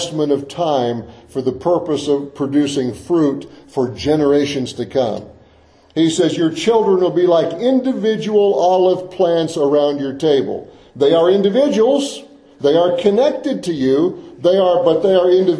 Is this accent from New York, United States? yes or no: no; Florida, United States; I've seen orange groves a lot growing up in Florida